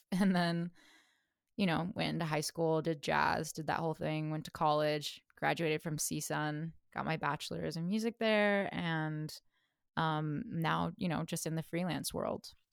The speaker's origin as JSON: {"language": "English", "town": "Fresno", "region": "California", "country": "United States", "tie": "born or raised there", "said": "I grew up in Fresno, California, so middle of the state"}